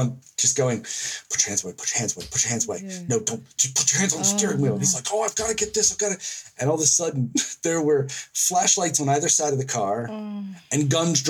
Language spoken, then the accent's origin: English; Baltimore, Maryland, United States; moved away as an adult; now in New Zealand; I grew up in and around Baltimore City